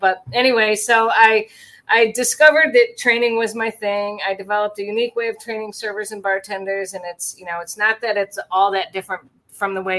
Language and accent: English; Michigan, United States; moved away as an adult; I'm back to where I grew up in Michigan